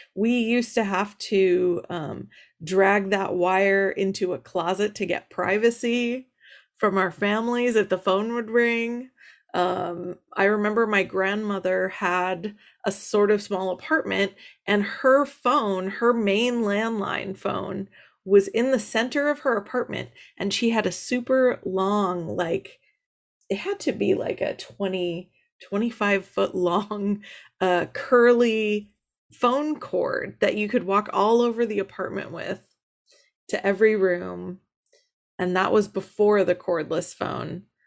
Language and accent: English; Los Angeles, California, United States; I am from Los Angeles